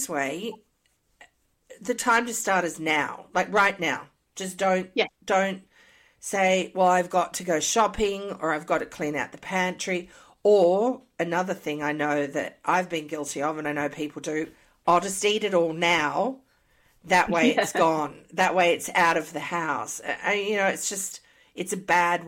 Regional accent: Australia; moved away as an adult; also born or lived in Canada; now in United States; I moved from Australia to Canada, my diet changed a lot

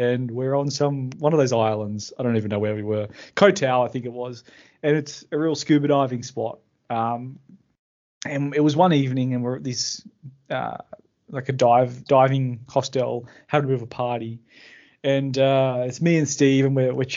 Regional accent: Australia; I'm from Sydney

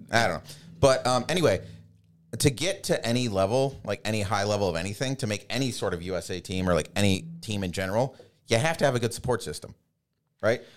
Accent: Pittsburgh, Pennsylvania, United States; born or raised there

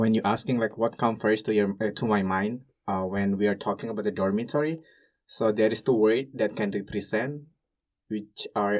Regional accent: Indonesia; now in Hungary; I'm from Indonesia and I study food economics in Hungary.

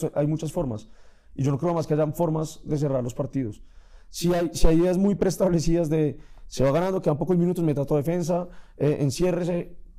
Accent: Colombia

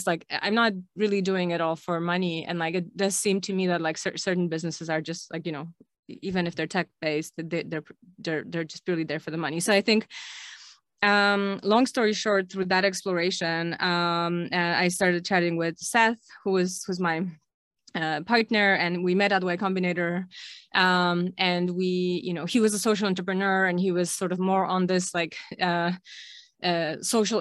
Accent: Krakow, Lesser Poland, Poland; I'm originally from Poland, from Krakow, grew up here

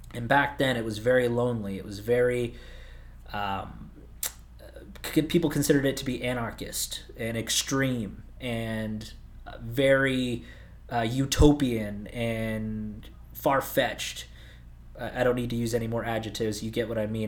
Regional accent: Southern California, United States; moved away as an adult; also born or lived in Arizona; I grew up in Southern California. At the ripe age of eighteen, I moved out to Arizona

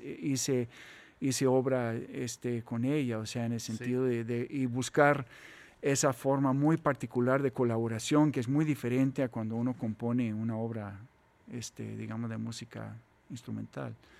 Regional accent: Costa Rica; somos ticos

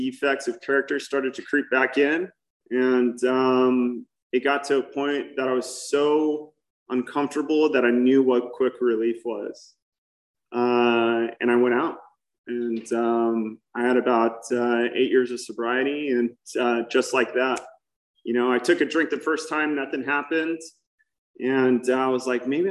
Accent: Newport Beach, California, United States; I grew up in Newport Beach.

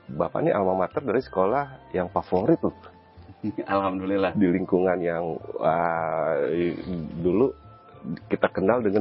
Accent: Jakarta, Indonesia; Saya besar di sana di Jakarta, ibu rumah tangga, bapak seorang supir taksi. Sehingga saya dididik dengan didikan Betawi ya.

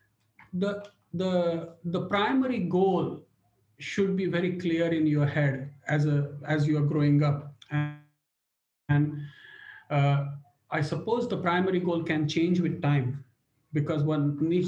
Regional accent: India; moved away as an adult; now in United Kingdom; I grew up in India. I came over to UK 1995.

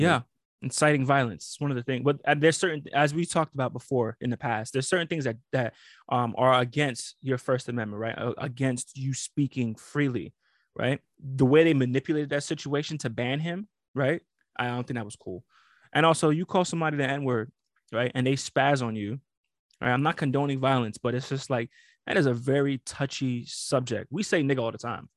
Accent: New York, United States; I'm from New York.

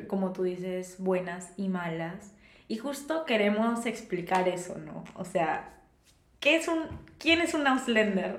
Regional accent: Peru; moved away as an adult; now in Germany; soy peruana como tú

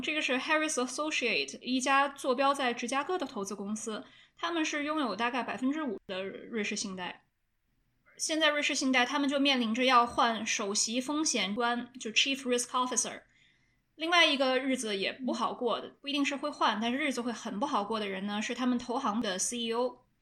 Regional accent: China; 因为我是中国人

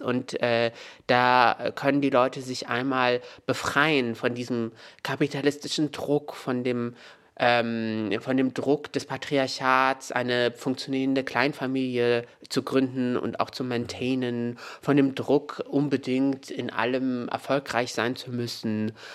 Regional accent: Meknes, Fès-Meknès, Morocco; moved away; in Meknes, da wo ich aufgewachsen bin

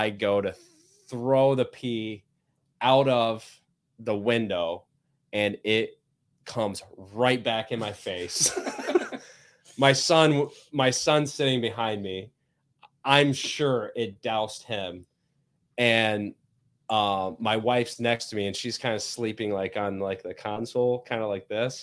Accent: Indiana, United States; now in Michigan, United States; I grew up in Indiana

